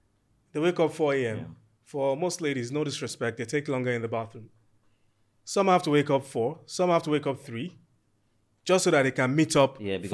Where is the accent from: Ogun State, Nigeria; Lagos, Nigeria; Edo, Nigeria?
Ogun State, Nigeria; Ijebu Ode; So I'm from Ejebu Ode and I'm from one of the four royal families who actually ascend to the throne to become the Awujale.